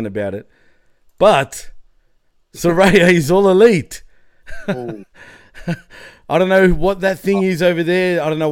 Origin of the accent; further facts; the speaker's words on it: Melbourne, Victoria, Australia; I'm from Melbourne